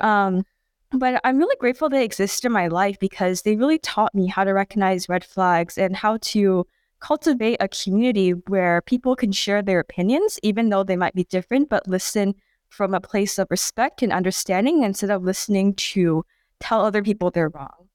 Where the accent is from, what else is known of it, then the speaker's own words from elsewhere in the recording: Bay Area, California, United States; growing up in the Bay Area